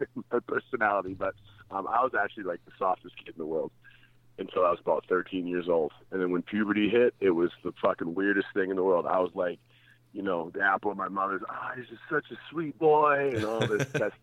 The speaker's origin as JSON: {"language": "English", "town": "Calgary", "region": "Alberta", "country": "Canada", "tie": "born or raised there", "also_born_or_lived": "Toronto, Ontario", "said": "I grew up in Toronto, but I left Toronto when I was 5 years old and went to Calgary"}